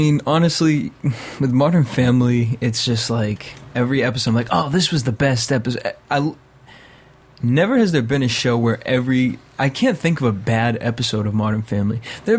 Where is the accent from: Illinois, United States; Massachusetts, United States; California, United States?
Massachusetts, United States; Boston; now in Los Angeles, United States